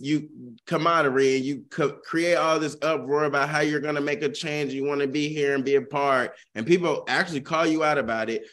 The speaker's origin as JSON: {"language": "English", "region": "the South", "country": "United States", "tie": "born or raised there", "said": "a person growing up in the South"}